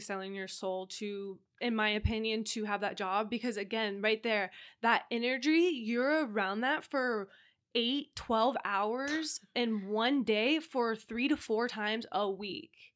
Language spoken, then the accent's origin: English; Huntington Beach, California, United States; I'm from Huntington Beach